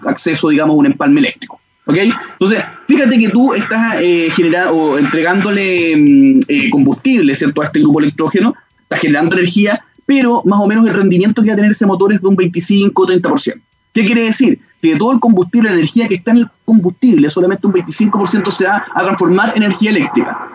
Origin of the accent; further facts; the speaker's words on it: Chile; como chilenos